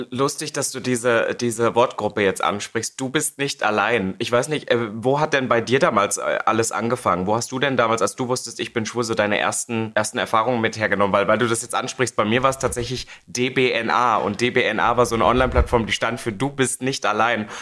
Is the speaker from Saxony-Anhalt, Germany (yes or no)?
yes; Halle, Saxony-Anhalt, Germany; in der Stadt, wo ich aufgewachsen bin, Halle Saale